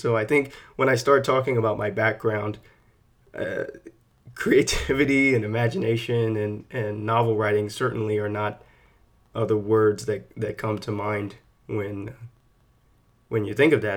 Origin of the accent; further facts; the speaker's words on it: San Antonio, Texas, United States; moved away; I'm born and raised in San Antonio, Texas. That's where I grew up